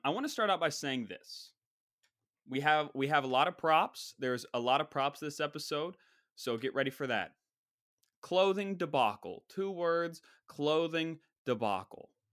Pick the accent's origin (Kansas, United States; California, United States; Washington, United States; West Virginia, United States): West Virginia, United States; That's my home state